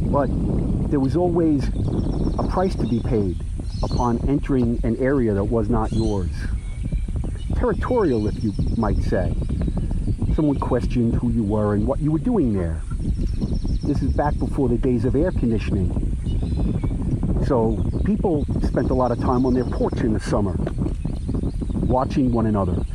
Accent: Jersey City, New Jersey, United States; I grew up in a town on the Hudson River, Jersey City, New Jersey, which is the second largest city in New Jersey, and it shares the border of the Hudson River with downtown Manhattan.

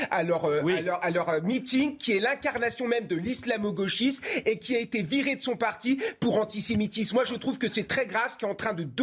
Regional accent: Marseille, Provence-Alpes-Côte d'Azur, France; Parce qu'en tant que Marseillais, euh, Zidane, euh, ça, reste, même s'il n'a jamais joué à l'OM

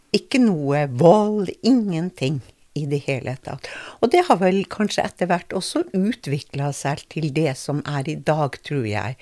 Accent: Kirkenes, Finnmark, Norway; accent: Finnmark dialect; also born or lived in Kiberg / Tjøme; now in Drammen, Norway; etter hvert så flytta vi opp til Bjørnvassand, for der fikk vi leilighet. Og der vokste jeg opp

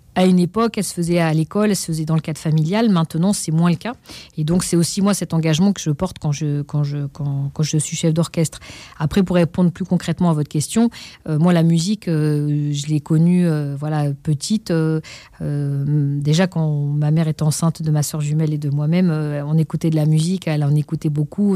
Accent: Pantin, Île-de-France, France; d'être inscrit au conservatoire euh, de la ville de Pantin, là où j'ai grandi

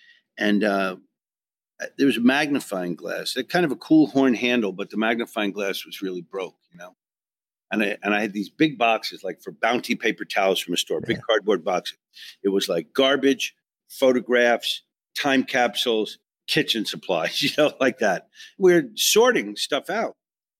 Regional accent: New York, United States; I came from Long Island. A big trip for me was Manhasset, you know.

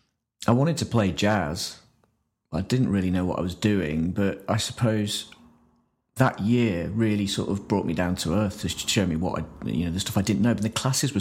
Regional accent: Grimsby, Yorkshire and the Humber, United Kingdom; moved away; I'm from Grimsby originally

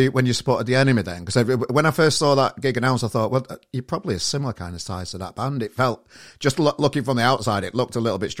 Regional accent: Sheffield, Yorkshire and the Humber, United Kingdom; I'm from Gleeless Town End originally

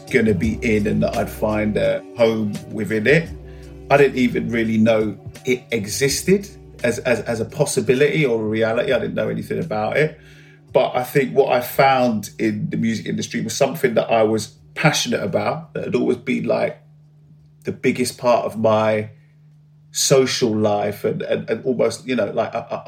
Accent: London, United Kingdom; I grew up in West London.

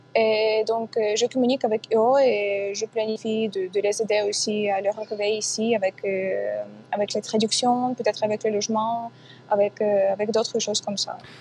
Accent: Kyiv, Ukraine; French is a second language; je ne peux pas quitter ma ville. Donc, c'est ma ville natale

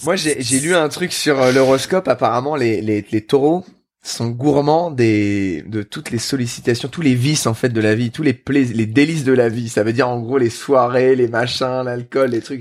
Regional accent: Bordeaux, Nouvelle-Aquitaine, France; moved away; also born or lived in Paris; j'ai grandi à Bordeaux

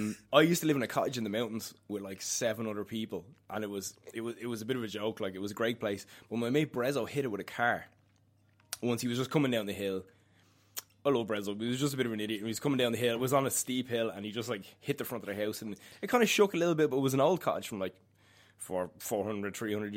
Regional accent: Dublin, Leinster, Ireland; accent: Dublin; I am from Dublin, as you may notice.

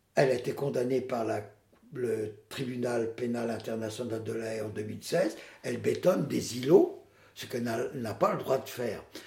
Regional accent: Poitiers, Nouvelle-Aquitaine, France; je viens de Poitiers

